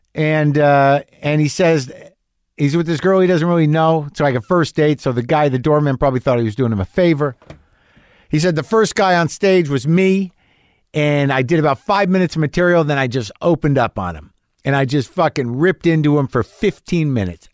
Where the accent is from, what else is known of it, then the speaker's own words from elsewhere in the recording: New Mexico, United States; I grew up in New Mexico